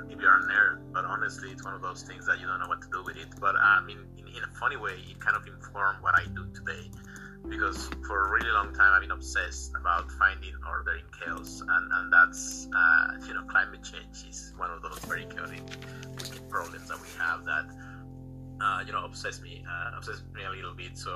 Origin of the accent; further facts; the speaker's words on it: Mexico; moved away as an adult; also born or lived in England; I'm originally from Mexico. I went to school there